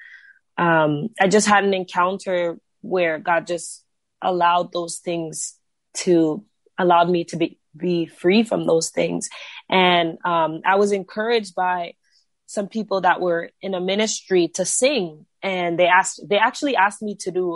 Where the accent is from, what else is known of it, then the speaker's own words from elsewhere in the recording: Brampton, Ontario, Canada; I'm from Ontario. I'm from a city called Brampton. Just grew up here my whole life